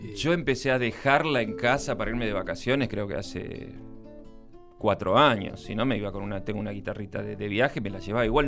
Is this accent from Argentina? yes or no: yes; Buenos Aires, Argentina; Yo nací el primero de abril de 1963 en Buenos Aires.